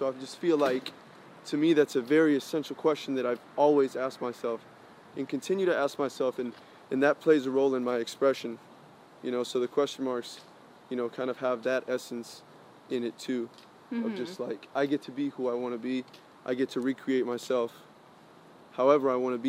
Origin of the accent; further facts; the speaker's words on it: Colombia; because I come from Spanish background, I'm Colombian